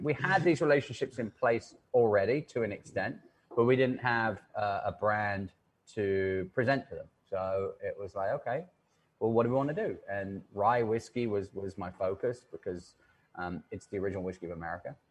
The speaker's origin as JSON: {"language": "English", "region": "England", "country": "United Kingdom", "moved": "as an adult", "lives_now": "New York, United States", "said": "I am English"}